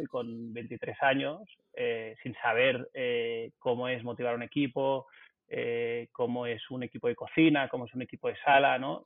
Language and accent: Spanish; Barcelona, Catalonia, Spain; also born or lived in south of England; Vivo y nací en Barcelona